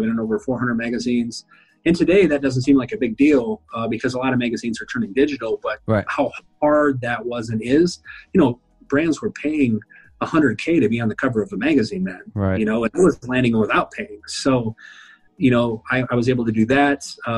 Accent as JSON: {"language": "English", "region": "South Dakota", "country": "United States", "said": "I was from South Dakota"}